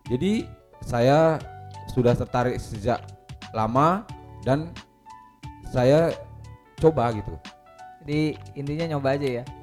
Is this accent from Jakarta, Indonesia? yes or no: no; North Sumatra, Indonesia; Jadi waktu itu saya kebetulan masih e, mendapat kesempatan di kampung saya sendiri di Danau Toba.